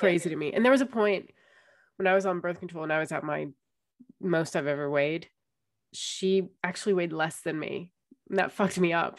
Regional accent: United States; moved away; it's with being American

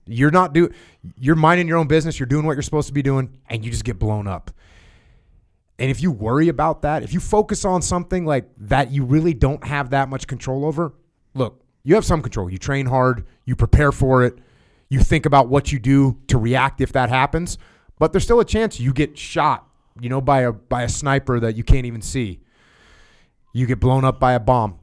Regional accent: United States; I'm an American

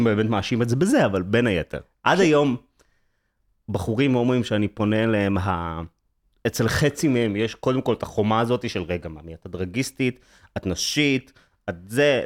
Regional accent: Herzliya, Tel Aviv District, Israel; גדלתי בהרצליה, בעיקרון

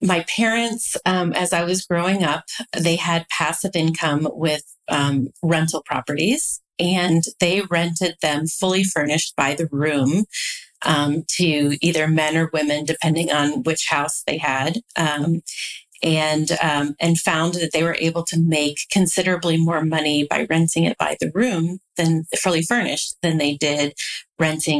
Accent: New Orleans, Louisiana, United States; moved away as an adult; also born or lived in San Francisco Bay Area; my family moved all over when I was young, but I pretty much grew up in New Orleans

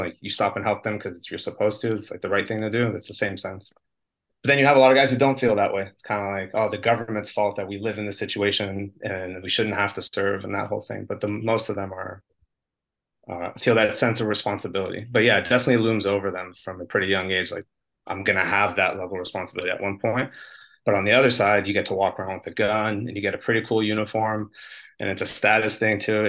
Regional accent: United States; moved away as an adult; now in Israel; I'm an American

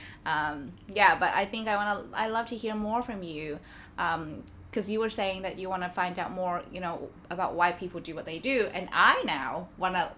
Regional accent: Vietnam; now in Melbourne, Australia; And I come from Vietnam, which is like the other side of the globe.

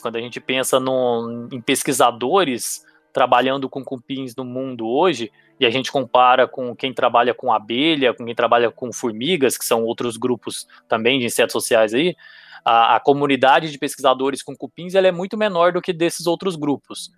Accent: Goiânia, Goiás, Brazil; moved away as an adult; also born or lived in Itumbiara, Goiás / Ribeirão Preto; Eu nasci, eu nasci em Tumbiara, que é na, na divisa de Goiás com Minas, mas eu com três anos de idade fui para Goiânia e passei o, a, até o, o, final da minha graduação ali com os 22 anos de idade em Goiânia

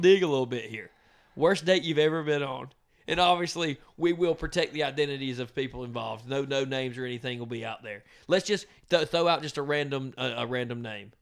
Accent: Donalsonville, Georgia, United States; I'm from Donaldsonville, Georgia.

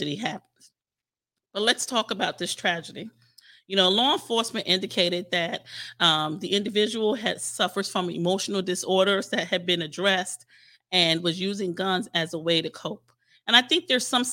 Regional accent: New York City, New York, United States; now in Virginia, United States; my hometown in Staten Island, New York

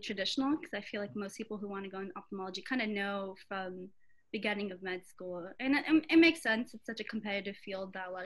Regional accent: Atlanta, Georgia, United States; also born or lived in Augusta, Georgia; I was born in Atlanta, Georgia

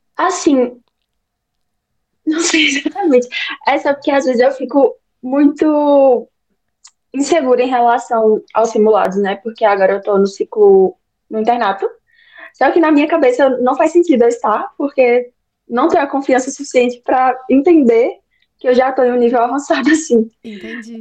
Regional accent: Bahia, Brazil; eu tenho 20 anos, eu sou da Bahia

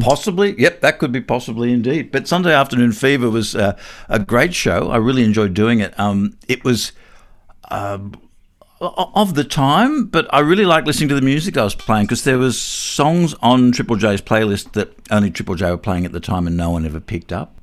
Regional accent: Newcastle, New South Wales, Australia; I'm from Newcastle

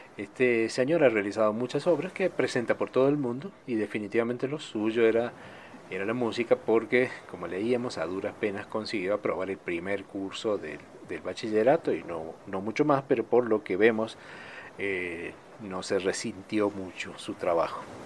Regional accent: Argentina

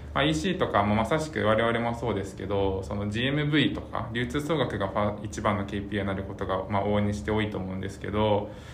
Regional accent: Oita, Japan; 僕もその大分生まれで

